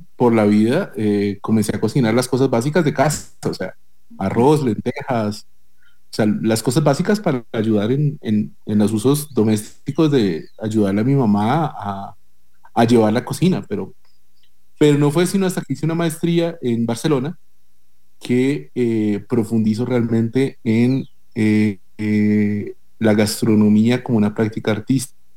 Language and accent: Spanish; Bogotá, Colombia; also born or lived in Tolima; now in Costa Rica; yo soy de Bogotá, o sea, yo nací en Bogotá, pero mi familia es más de, eh, digamos, de la del centro norte del país, que es de la región del Tolima